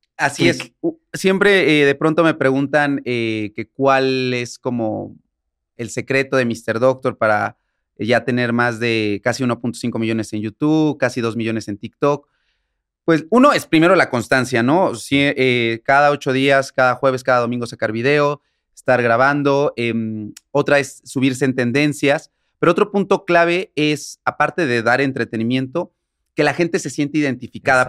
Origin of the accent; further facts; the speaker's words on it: San Martín Texmelucan, Puebla, Mexico; de donde soy, que se llama San Martín Texmelucan, es un pueblo que está cerca de, Puebla